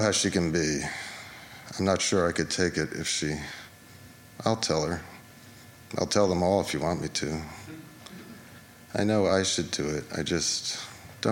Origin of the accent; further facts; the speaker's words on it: Larchmont, New York, United States; now in New York City, United States; our mom's house in Larchmont, where we grew up